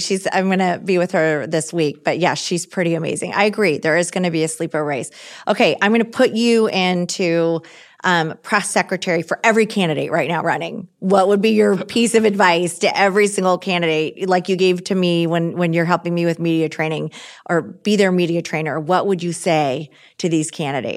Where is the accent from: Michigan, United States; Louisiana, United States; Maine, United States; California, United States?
Michigan, United States; I'm from Michigan. I didn't live in D C before this job. I still live in Michigan.